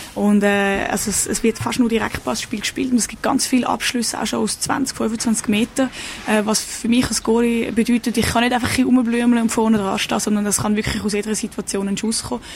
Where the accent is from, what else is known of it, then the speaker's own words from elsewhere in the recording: Switzerland; moved away as an adult; now in Stockholm, Sweden; ich komme aus der Schweiz, bin 28